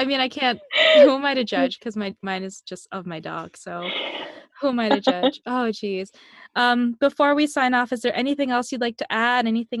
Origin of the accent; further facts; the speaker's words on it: Philippines; that's just part of me being Filipino.